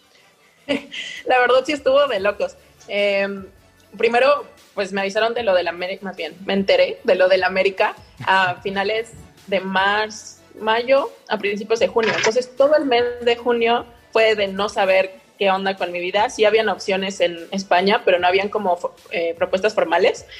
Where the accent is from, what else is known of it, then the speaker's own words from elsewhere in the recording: Mexico; moved away as an adult; now in Italy; soy una mexicana en Italia